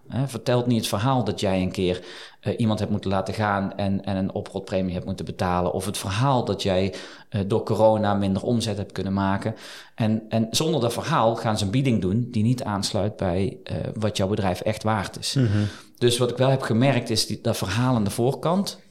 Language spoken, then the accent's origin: Dutch; Eindhoven, North Brabant, Netherlands; moved away as an adult; also born or lived in Geldrop; now in Liessel, Netherlands; ik kom oorspronkelijk uit Eindhoven, geboren, getogen